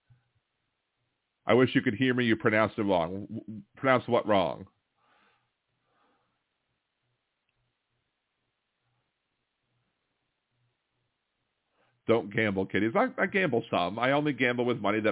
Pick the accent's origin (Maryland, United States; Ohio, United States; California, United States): Maryland, United States; Baltimore; moved away as an adult; also born or lived in Wilmington, Delaware; now in New Orleans, United States; I was born in Wilmington, Delaware, but my family moved me to Baltimore like at a month old. So I grew up in Baltimore from 76 to 94, and then I moved down here for college in 94